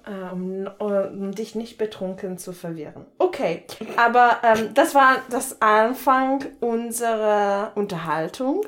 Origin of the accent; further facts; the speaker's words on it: Italy; German is a second language; moved away as an adult; now in Germany; ich komme eigentlich aus Italien, wohne aber hier seit acht Jahren